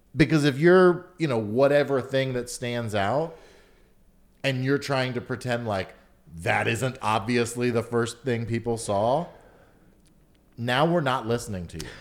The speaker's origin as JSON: {"language": "English", "town": "Atlanta", "region": "Georgia", "country": "United States", "tie": "born or raised there", "also_born_or_lived": "Chicago"}